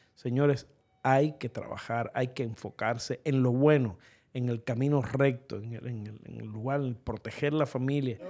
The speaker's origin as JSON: {"language": "Spanish", "country": "Cuba", "moved": "yes", "lives_now": "United States", "said": "los cubanos"}